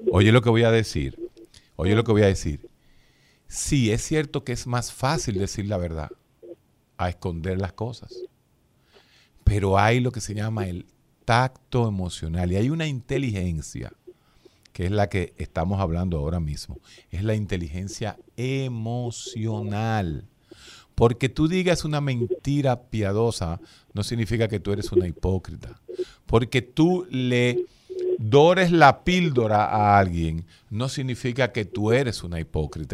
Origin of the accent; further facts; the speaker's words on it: Santo Domingo, Distrito Nacional, Dominican Republic; yo nací atrás de la casa de Balaguer, exactamente, a dos cuadras de Balaguer. En los años, yo me crié ahí en Gacue, ahí en la, calle Caunabo con Ángel Perdomo